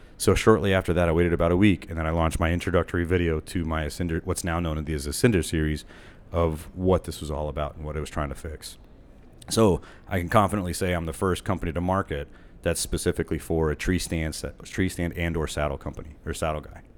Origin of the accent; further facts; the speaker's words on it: Texas, United States; also born or lived in Austin, Texas; I'm from Texas, so I was living in Austin